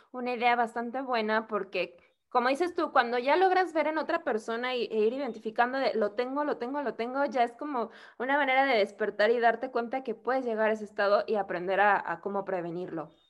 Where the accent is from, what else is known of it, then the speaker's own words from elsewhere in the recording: Mexico; also born or lived in Querétaro; mexicana, eh, vivo en una ciudad que se llama Querétaro, en el centro, en el centro de México.